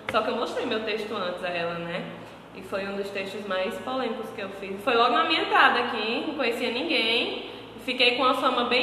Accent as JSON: {"language": "Portuguese", "region": "Paraíba", "country": "Brazil", "said": "sou nordestina, paraibana, da Gema mesmo, sou lá do sertão."}